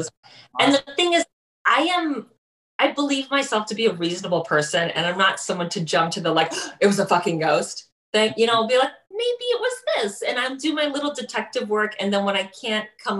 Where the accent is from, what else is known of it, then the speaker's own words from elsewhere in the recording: Miami, Florida, United States; now in New York, United States; I live in New York now, but I'm from Miami